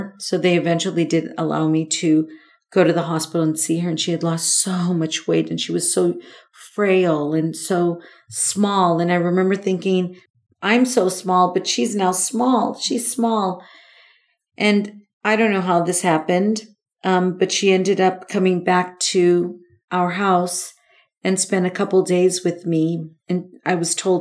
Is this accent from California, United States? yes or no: yes; Los Angeles, California, United States; I was born in Los Angeles. I'm a native, which is very rare. I am totally a native